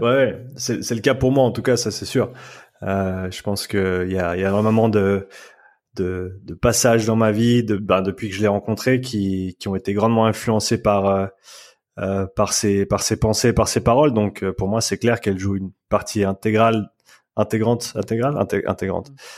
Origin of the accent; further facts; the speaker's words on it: Nyon, Vaud, Switzerland; moved away as an adult; also born or lived in Australia / Vancouver, Canada; je, suis né et j'ai grandi ici en Suisse, à Nyon